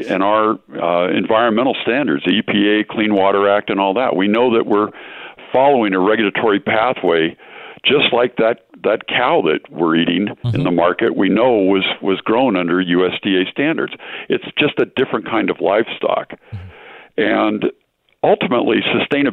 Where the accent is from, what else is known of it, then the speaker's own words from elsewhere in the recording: San Diego, California, United States; I grew up in San Diego. I had SeaWorld, the Scripps Aquarium, and the San Diego Zoo